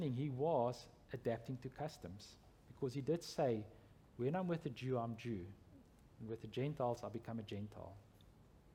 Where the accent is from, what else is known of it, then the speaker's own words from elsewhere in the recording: South Africa; I'm from South Africa